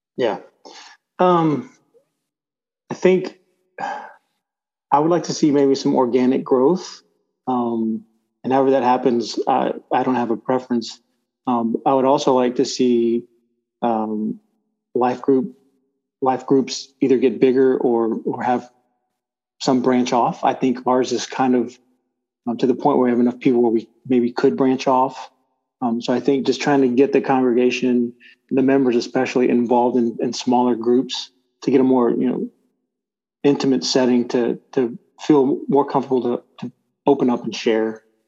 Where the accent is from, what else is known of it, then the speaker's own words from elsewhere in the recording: Bay City, Texas, United States; also born or lived in Palacios, Texas; Moved to Bay City. Uh, went through all my school school age years there